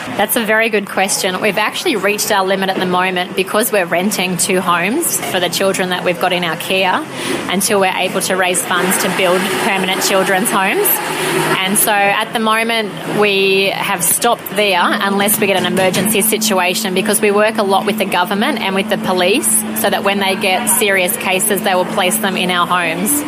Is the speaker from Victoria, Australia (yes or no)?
no; Dubbo, New South Wales, Australia; moved away as an adult; also born or lived in England; now in Uganda; I was born in Dubbo and I was there for the first 18 years of my life